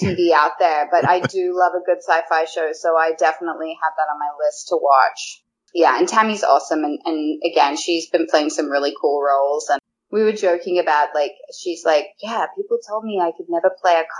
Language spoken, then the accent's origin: English; Australia; now in Vancouver, Canada; I'm Australian